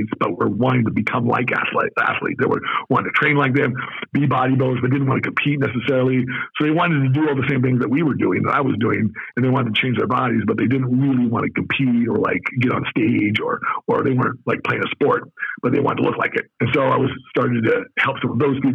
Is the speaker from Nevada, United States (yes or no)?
yes; Las Vegas, Nevada, United States; also born or lived in Southern California / Oregon / Pittsburgh / Baltimore; now in Arizona, United States; When I grew up in Vegas, people thought I was Mexican